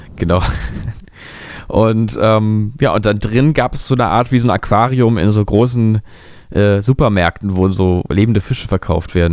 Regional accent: Berlin, Germany; ich bin da ja wirklich äh, in der Kinder, Kindheit ja verbracht in Berlin-Mitte

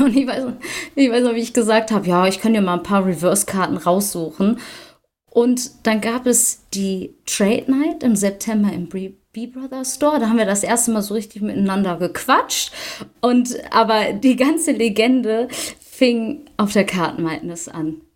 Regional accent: near Düsseldorf, North Rhine-Westphalia, Germany; ich komme aus der Nähe von Düsseldorf

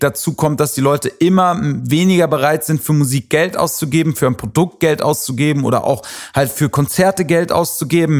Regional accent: Wiesbaden, Hesse, Germany; also born or lived in Frankfurt; Ist ja so meine Heimatstadt, in der ich aufgewachsen bin

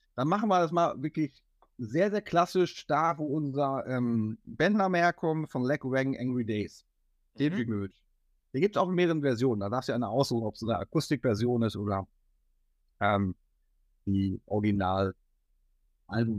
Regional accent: Hattingen, North Rhine-Westphalia, Germany; also tatsächlich ist Hattingen so die Hometown. Also ah, ähm, äh, das ist so, wo wir herkommen, wo wir aufgewachsen bin, sind

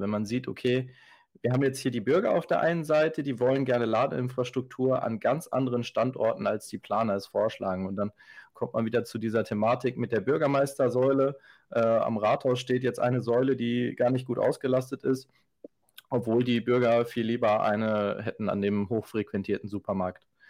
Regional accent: Ostwestfalen-Lippe, North Rhine-Westphalia, Germany; Wir kommen hier alle aus dem Bereich OWL, also aus Westfalen-Lippe

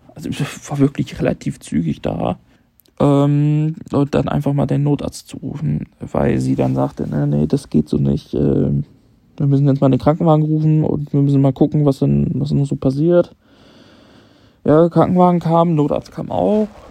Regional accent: Leipzig, Saxony, Germany; moved away; Ich bin ähm, in meiner Heimat, ich bin in Leipzig

